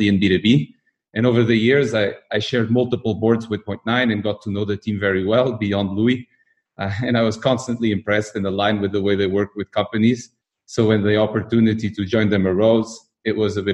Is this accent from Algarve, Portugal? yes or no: no; Lisbon, Portugal; moved away as an adult; also born or lived in London; now in Berlin, Germany; I'm Portuguese from Lisbon